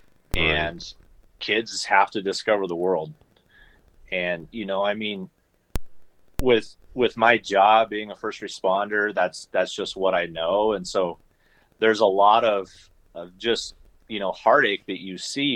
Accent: Nebraska, United States; I grew up in Shatter, Nebraska

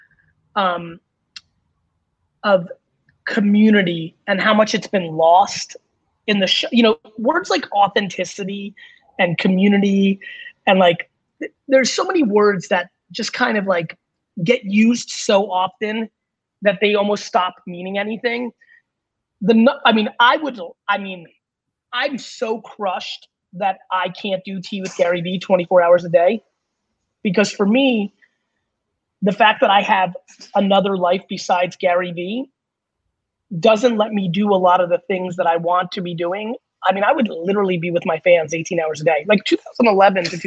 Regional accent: Belarus; moved away; where I was born in Belarus

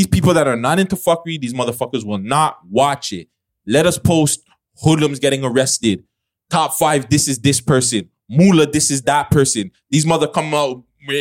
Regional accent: Toronto, Ontario, Canada; I'm Canadian, I'm from Toronto

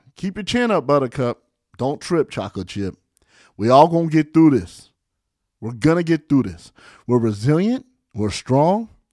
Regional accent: California, United States; I'm from California

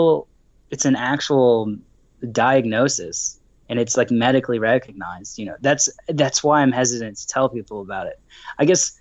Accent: Dallas, Texas, United States; I'm from Dallas, Texas in the United States.

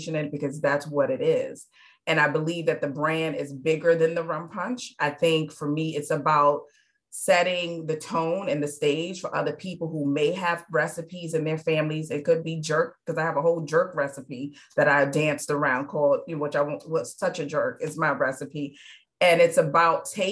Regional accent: New York City, New York, United States; now in Charleston, United States; I was born and raised in New York. I was born in the Bronx, but raised in Midtown Manhattan.

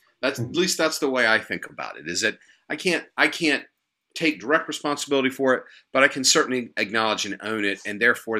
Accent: the South, United States; growing up in the South, I grew up eating.

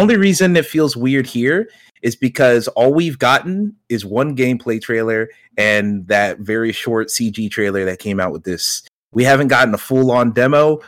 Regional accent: Georgia, United States; not only am I from that area, born and raised in Georgia my whole life

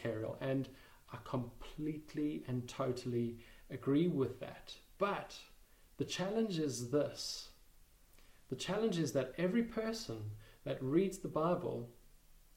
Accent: South Africa; moved away as an adult; now in United Kingdom; We come from South Africa originally

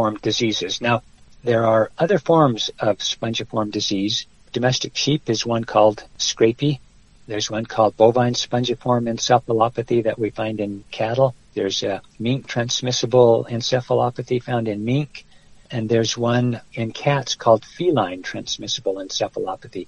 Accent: Wyoming, United States; moved away as an adult; also born or lived in Utah; now in New Mexico, United States; My high school days were in Wyoming. So it was Wyoming when I was a youngster that I learned to love hunting and fishing

